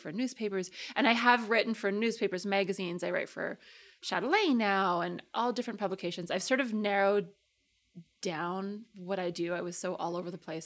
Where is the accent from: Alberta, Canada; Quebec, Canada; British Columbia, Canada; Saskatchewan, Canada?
Alberta, Canada; Calgary; also born or lived in London, Ontario / Toronto; I grew up in Calgary.